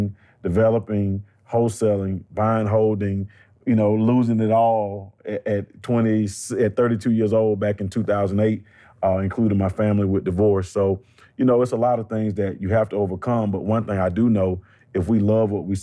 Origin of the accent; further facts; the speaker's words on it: Atlanta, Georgia, United States; I was born and raised right here in Atlanta